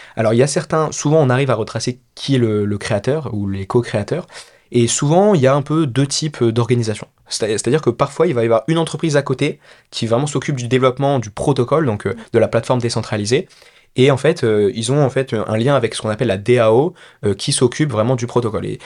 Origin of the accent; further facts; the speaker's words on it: France; also born or lived in Peru; je suis né au Pérou, euh, père péruvien, mère française. Mais je suis très rapidement allé en France. Mes parents se sont séparés et du coup je suis parti avec ma mère quand j'avais 4 ans, quelque chose comme ça, en France. Donc j'ai fait toute ma scolarité en France, élevé uniquement avec ma mère.